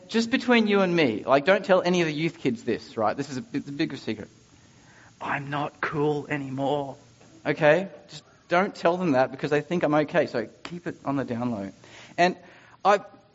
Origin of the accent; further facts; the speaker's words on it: Ipswich, Queensland, Australia; I'm from Ipswich, just like Ashley Barty.